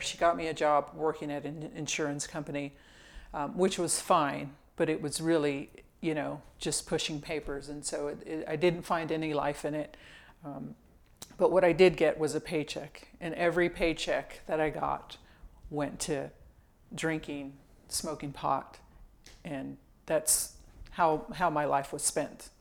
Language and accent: English; Indio, California, United States; originally, I'm from Southern California. I grew up um, in this little town called Indio, California, kind of in the Palm Springs area